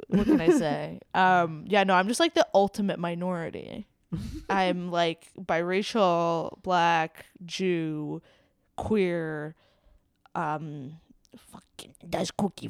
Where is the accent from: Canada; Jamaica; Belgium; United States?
Jamaica; And I am Jamaican, which is like normal. That's like pretty common in Jamaica because, you know, British colony, et cetera.